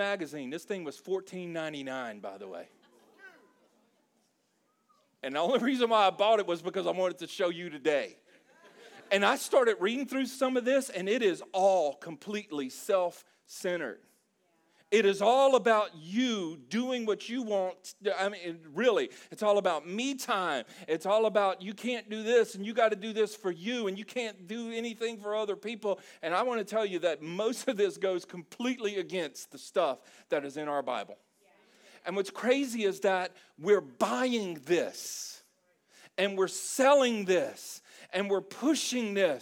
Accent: South Louisiana, United States; we're from South Louisiana. There's a lot of Cajun influence there

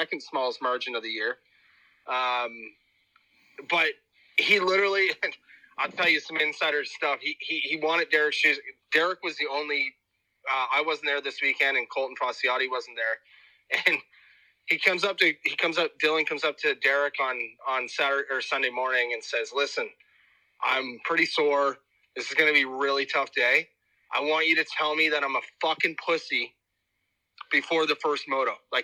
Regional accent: East Coast, Atlantic Canada, Canada; moved away; I'm originally from the East Coast

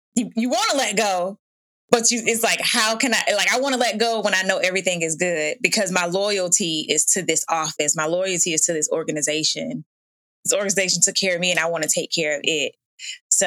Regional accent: Georgia, United States; I'm from Georgia

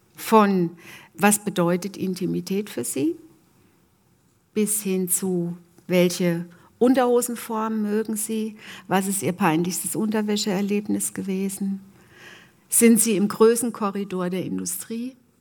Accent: Germany; ich komme äh, aus der Gegend Martin Luthers

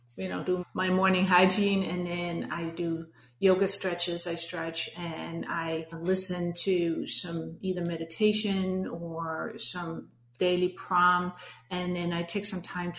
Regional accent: Denmark; English is a second language; moved away as an adult; now in United States; you might have detected my accent, but I'm born and raised in Denmark.

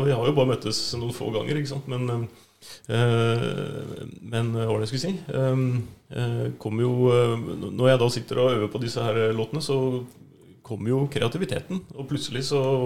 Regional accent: Hallingdal, Buskerud, Norway; moved away; Vi er fra Hallingdal. Mm. Vi helt, helt fra bånn

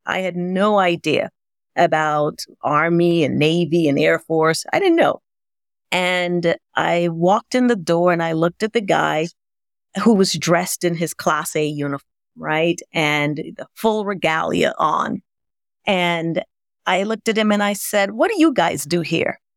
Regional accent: Grenada; moved away; also born or lived in New York City; growing up in Grenada

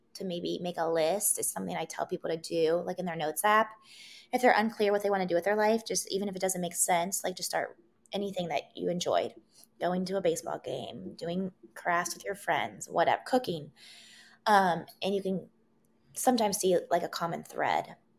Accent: Wheeling, West Virginia, United States; moved away as an adult; also born or lived in Los Angeles, United States; now in Columbus, United States; I grew up in Wheeling, West Virginia.

